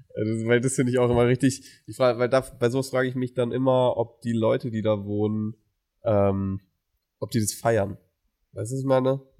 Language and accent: German; Mainz, Rhineland-Palatinate, Germany; also born or lived in Stuttgart; now in Weingarten, Germany; ich komme ursprünglich aus Mainz